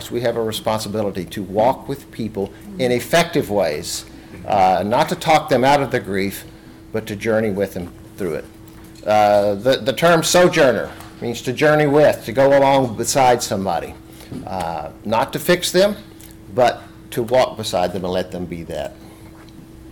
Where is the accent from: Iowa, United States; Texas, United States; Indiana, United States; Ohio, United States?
Texas, United States; West; I'm from German and Irish and Scotch heritage. And in so many ways, in West Texas, I was told the same thing.